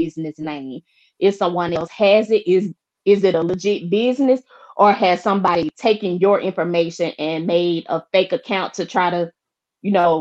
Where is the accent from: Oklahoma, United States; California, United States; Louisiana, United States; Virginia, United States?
Louisiana, United States; Shreveport; moved away; the hometown, Shreveport